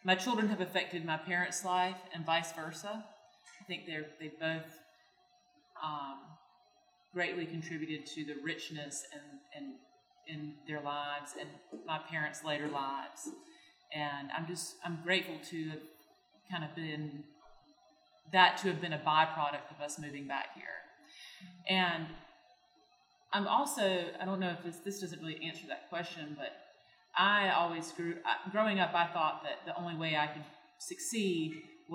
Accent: Deep Run, North Carolina, United States; I grew up in Deep Run, North Carolina. I live there now across the road from the house I grew up in.

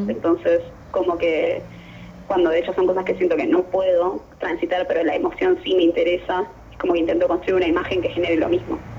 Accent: Temperley, Buenos Aires Province, Argentina; Yo soy de Temberley

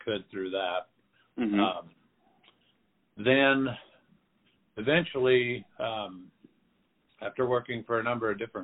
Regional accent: Phoenix, Arizona, United States; also born or lived in South Dakota; So I grew up in Phoenix, Arizona. I was born in South Dakota, but we moved here when I was 10 months old

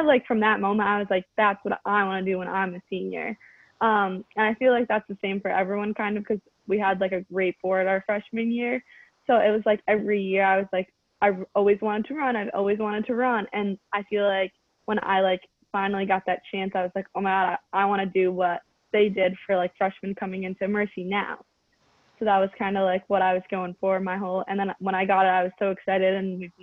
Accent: Glastonbury, Connecticut, United States; I'm from Glastonbury, so right outside of Middletown

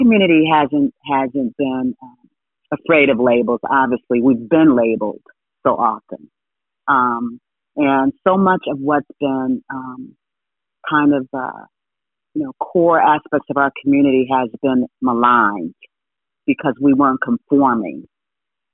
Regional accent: Ohio, United States; I grew up in Ohio.

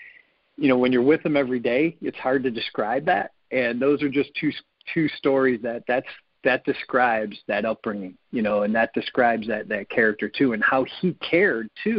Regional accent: Lakewood, Ohio, United States; I grew up in Lakewood, a couple miles from the house

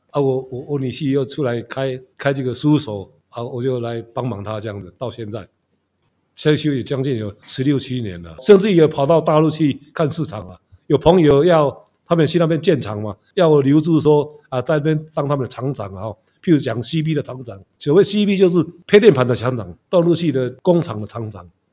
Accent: Hualien City, Hualien County, Taiwan; also born or lived in Taipei; 我是在花莲是土生土长的嘛， 然后学校就读民国国校

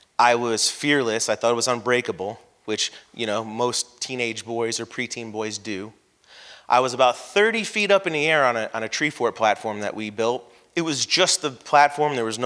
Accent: San Carlos Park, Florida, United States; I grew up in San Carlos Park in the 80s where there was nothing but dirt roads, woods, and construction

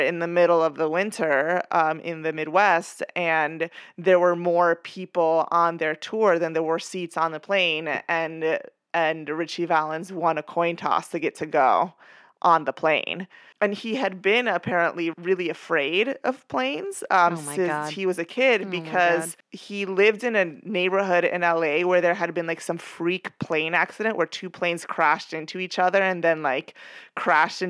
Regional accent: Venezuela; as a kid growing up in Venezuela

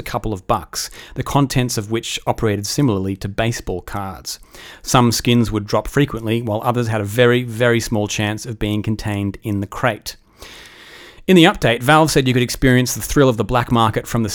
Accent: Australia; accent: Australian; I come from a country that loses more money gambling per capita every year than any other country. If you cannot tell from my delicious accent, that country is Australia.

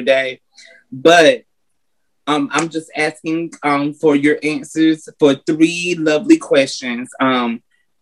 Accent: North Carolina, United States; now in Atlanta, United States; I'm originally from North Carolina, but I reside in Atlanta, Georgia

